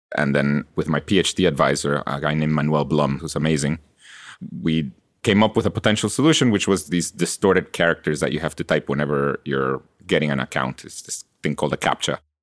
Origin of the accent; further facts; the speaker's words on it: Guatemala; English is a second language; moved away as an adult; now in United States; I was born in Guatemala, and I, I grew up there. And I came to college here in the U S